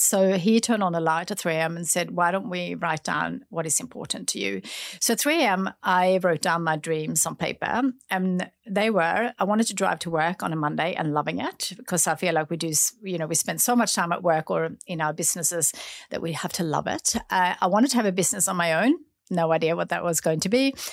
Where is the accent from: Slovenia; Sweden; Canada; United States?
Sweden; now in Australia; growing up in Sweden